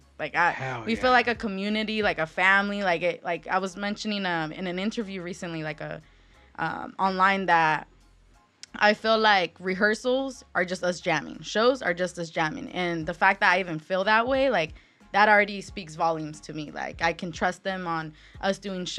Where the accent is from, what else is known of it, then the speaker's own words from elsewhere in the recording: Riverside, California, United States; I'm from Riverside